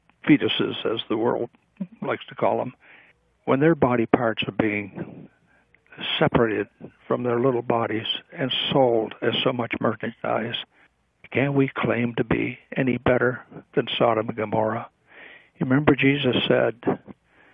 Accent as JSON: {"language": "English", "country": "United States", "said": "we as American people"}